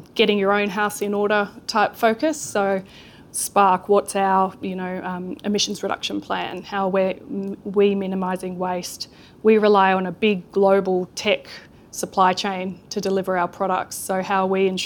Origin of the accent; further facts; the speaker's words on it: Sydney, New South Wales, Australia; now in New Zealand; I did not grow up here. You can't tell from my accent. I grew up in Sydney